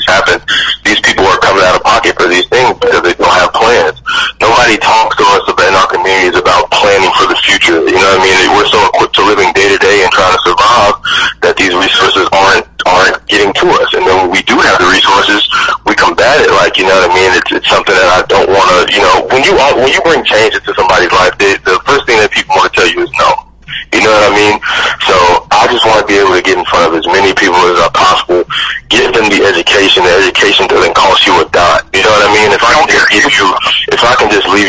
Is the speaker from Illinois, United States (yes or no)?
yes; Chicago, Illinois, United States; born or raised there